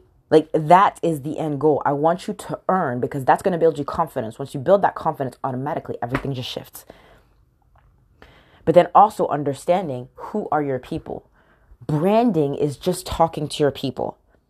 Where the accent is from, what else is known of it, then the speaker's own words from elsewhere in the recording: United Kingdom; accent: American; I feel like a stranger in my own country. I'm British, yet I have a very heavy American accent. I get so many people that ask me, where are you from in the U.S.?